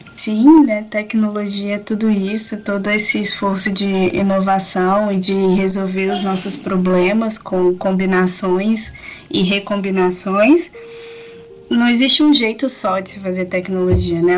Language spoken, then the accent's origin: Portuguese; Barbacena, Minas Gerais, Brazil; moved away; also born or lived in Campinas; sou natural de Barbacena